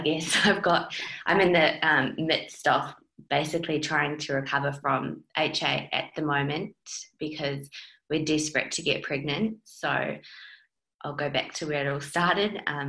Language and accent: English; New Zealand; accent: mixed; now in Australia; because I'm a Kiwi. So I've been in Australia for 10 years, so I've got a bit of a mixed accent